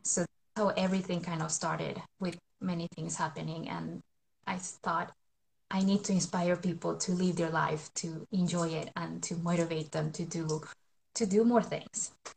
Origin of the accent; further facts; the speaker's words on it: Colombia; now in Sweden; I'm from Colombia, but I live in Sweden. I have lived in Sweden for over 20 years now